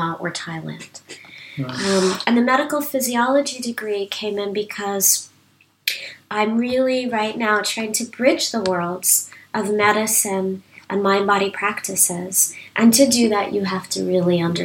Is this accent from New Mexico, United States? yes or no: no; New York City, New York, United States; moved away as an adult; also born or lived in Asia; now in United Kingdom; I come from New York City